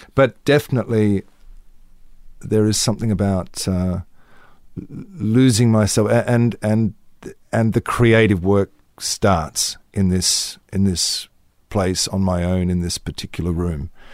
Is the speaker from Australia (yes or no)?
yes; Australia; moved away as an adult; in this little country town